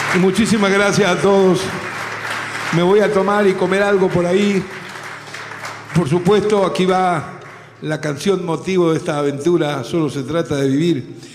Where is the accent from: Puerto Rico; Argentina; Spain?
Argentina; en mi país, en mi tierra, en Argentina